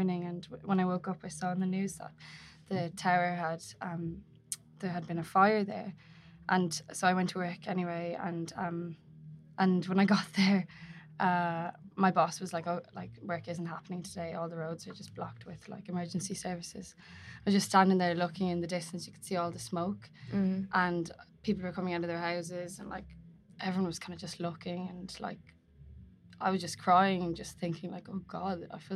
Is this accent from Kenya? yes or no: no; Ireland; now in London, United Kingdom; we're Irish